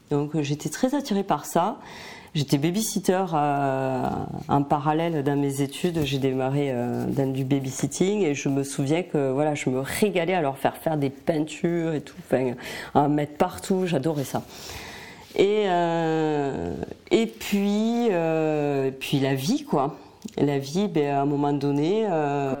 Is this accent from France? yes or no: yes; Albi, Occitania, France; now in Montpellier area, France; je suis dans la région de Montpellier et je suis originaire d'Albi dans le Tarn.